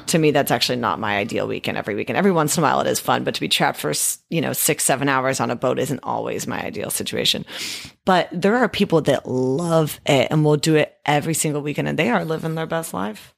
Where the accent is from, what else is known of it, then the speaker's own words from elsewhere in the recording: Discovery Bay, California, United States; also born or lived in Fremont, California / Santa Barbara / Chico / Walnut Creek; I grew up in Discovery Bay. Well, actually, I grew up in Fremont till I was eight. We moved to Discovery Bay